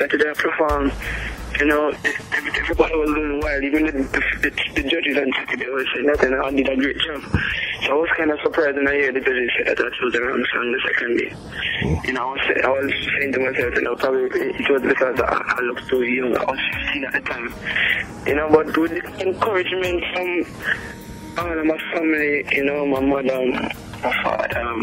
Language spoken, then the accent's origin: English; Stepney, Saint Ann, Jamaica; I grew up in Stepney, in Jamaica